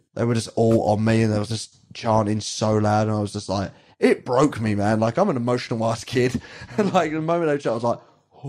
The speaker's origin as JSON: {"language": "English", "region": "England", "country": "United Kingdom", "said": "we're English."}